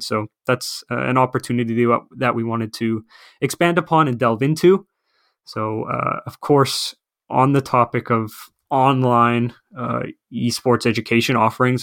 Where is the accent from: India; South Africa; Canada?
Canada; moved away as an adult; now in Finland; I am originally from Canada, so, uh, North America